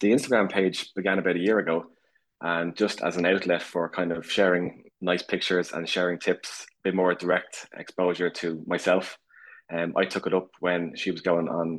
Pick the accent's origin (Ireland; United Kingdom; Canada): Ireland; Dublin, Leinster; I'm from Dublin, Ireland